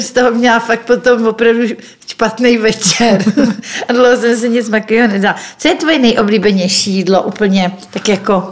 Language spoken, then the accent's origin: Czech; Czechia